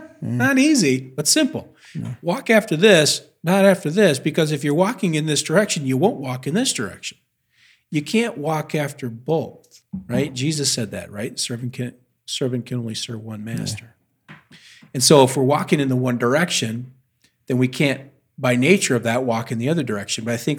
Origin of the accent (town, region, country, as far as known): United States